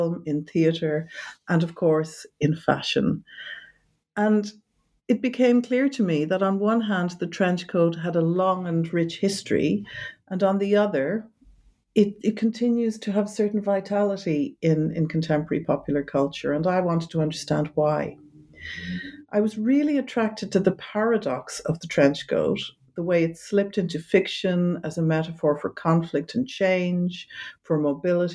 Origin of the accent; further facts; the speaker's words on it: Ireland; moved away as an adult; also born or lived in London, United Kingdom; now in Amsterdam, Netherlands; originally I'm from Ireland